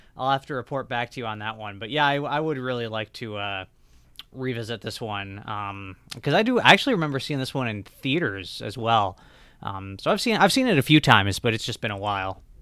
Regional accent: Michigan, United States; my home state of Michigan

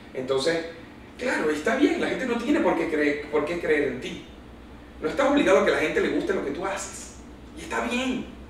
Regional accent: Maracaibo, Zulia, Venezuela; qué orgullo ser hijo de esta tierra, ser hijo de esta cultura, y qué orgullo me da sentirme maravino y zuliano

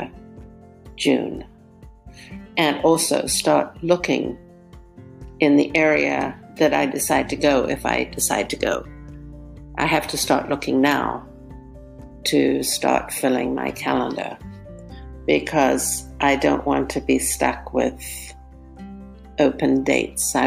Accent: South Africa; now in Southern California, United States; when I was very young, growing up in South Africa

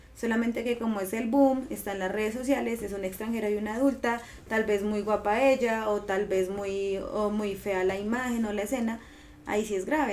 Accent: Colombia; como sociedad colombiana sí o sí tenemos

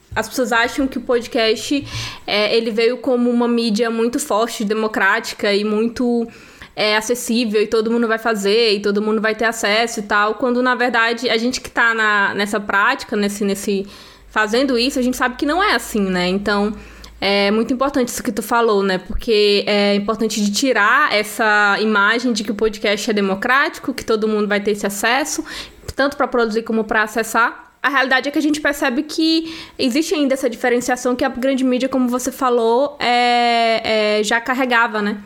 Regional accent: Northeast Region, Brazil; a gente é nordestina também

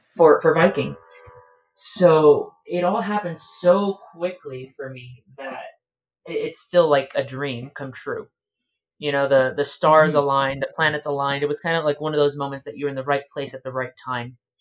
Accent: Miami, Florida, United States; I am 27 and a proud second generation Cuban American, born and raised in Miami, Florida

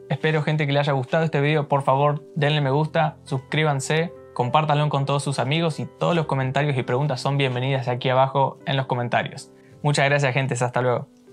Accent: Argentina; moved away as an adult; now in New York, United States; yo nací en Argentina y ahora estoy viviendo acá en Nueva York.

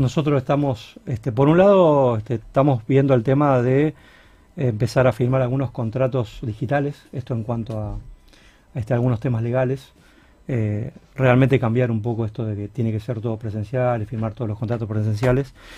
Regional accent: Rosario, Santa Fe, Argentina; somos rosarinos

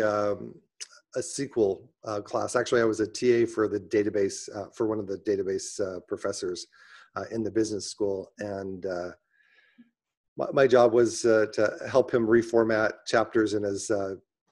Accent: Utah, United States; moved away as an adult; also born or lived in Chicago; now in Arizona, United States; I'm from Utah.

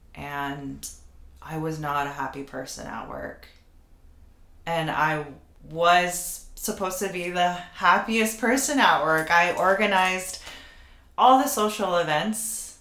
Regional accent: United States; for Filipinos and Filipino Americans specifically, we exist in such a in between space.

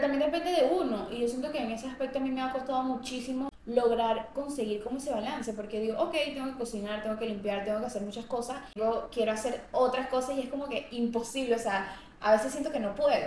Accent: Colombia; moved away

